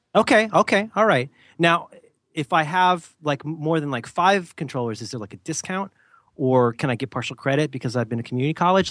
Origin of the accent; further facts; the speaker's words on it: Florida, United States; moved away; I was from Florida and just hadn't had exposure to enough stuff